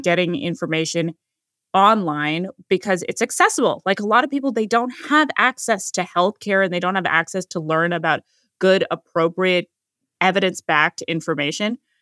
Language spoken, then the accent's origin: English; California, United States; I was born in California